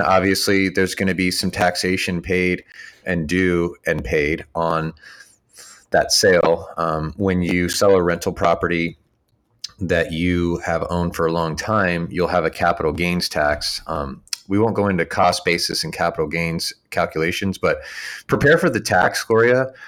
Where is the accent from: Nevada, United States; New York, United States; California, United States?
California, United States; near Santa Clara; near my hometown